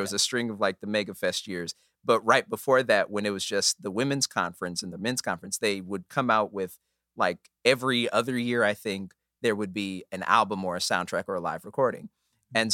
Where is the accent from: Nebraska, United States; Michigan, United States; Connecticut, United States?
Nebraska, United States; Omaha; born and raised in Omaha, Nebraska